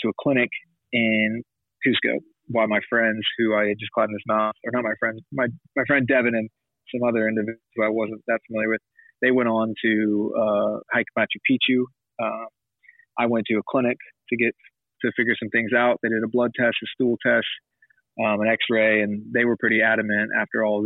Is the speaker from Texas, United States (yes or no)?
yes; Dallas, Texas, United States; We're both from Dallas, Texas.